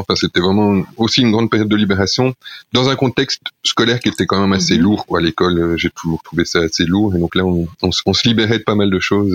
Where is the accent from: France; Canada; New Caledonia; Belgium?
Belgium; Charleroi, Wallonia; also born or lived in La Louvière; now in Chiny, Belgium; je suis né à la mais j'ai grandi à Charleroi, euh, dans, dans l'approche banlieue de Charleroi